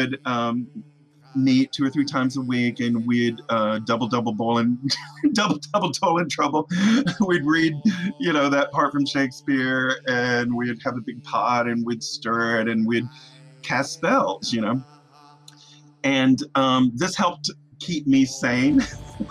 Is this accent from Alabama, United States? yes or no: yes; Muscle Shoals, Alabama, United States; moved away; growing up in Muscle Shoals, I was very aware of who I was